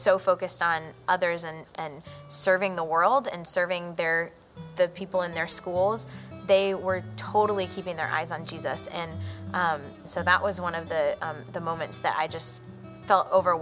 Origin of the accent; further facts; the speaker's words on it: Georgia, United States; So I grew up in Georgia. I lived there practically all my life